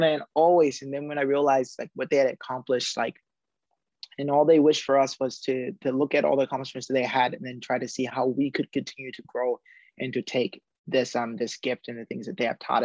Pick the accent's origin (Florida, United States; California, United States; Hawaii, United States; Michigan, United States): Hawaii, United States; Haleiwa; my hometown, Haleiwa.